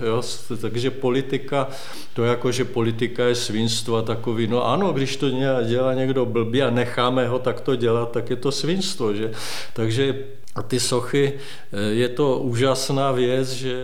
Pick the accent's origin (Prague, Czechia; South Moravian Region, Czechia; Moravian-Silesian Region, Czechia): Moravian-Silesian Region, Czechia; Hradec nad Moravicí; moved away; also born or lived in Opava; kde jsem se narodil v Hradci, to je 8 km Hradec nad Moravicí